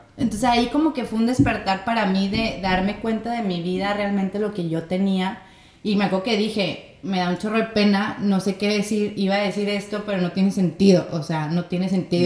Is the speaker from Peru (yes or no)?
no; Torreón, Coahuila, Mexico; moved away as an adult; also born or lived in Lerdo, Durango / Gómez Palacio, Durango; now in Mazatlán, Mexico; Nací y viví en Torreón, mi papá es de Lerdo, entonces viví en Lerdo, y luego en Gómez Palacio y luego después en Torreón